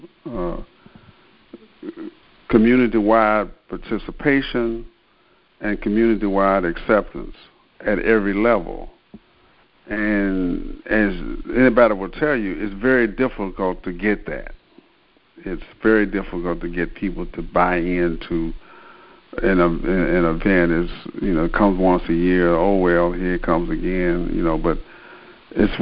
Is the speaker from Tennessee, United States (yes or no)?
yes; Memphis, Tennessee, United States; Memphis is my hometown